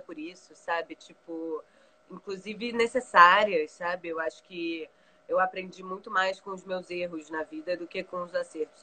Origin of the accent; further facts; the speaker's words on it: Brazil; also born or lived in London; Eu, enquanto brasileira, estudando história